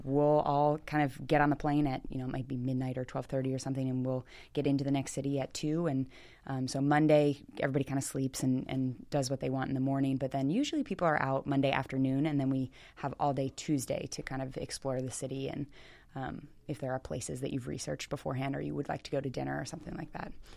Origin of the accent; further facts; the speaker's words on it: Millersville, Maryland, United States; also born or lived in Baltimore, Maryland / Pasadena, Maryland; I grew up around Smyrna Park and, uh, did gymnastics like Darksiders. It's right over, um, in Millersville.